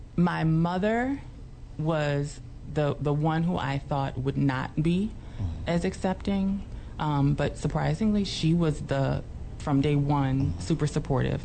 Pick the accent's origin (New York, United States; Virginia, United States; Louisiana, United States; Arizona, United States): Louisiana, United States; New Orleans; I grew up in New Orleans